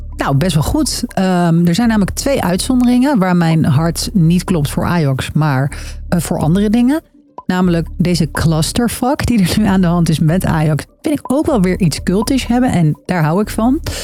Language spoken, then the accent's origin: Dutch; Utrecht, Netherlands; now in Amsterdam, Netherlands; ik kom uit Utrecht